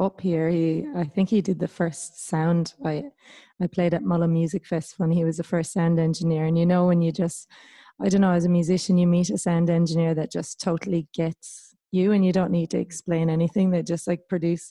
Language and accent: English; Ireland; moved away as an adult; also born or lived in Victoria, Australia; now in New South Wales, Australia; coming from Ireland